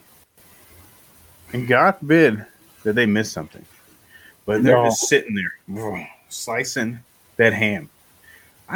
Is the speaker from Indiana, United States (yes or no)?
no; Delaware County, Pennsylvania, United States; Delco Wawa, for life